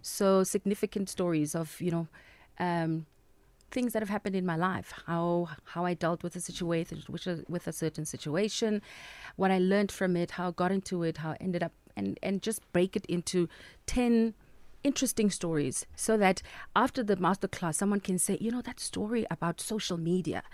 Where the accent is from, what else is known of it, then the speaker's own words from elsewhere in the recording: Free State, South Africa; moved away; I love my hometown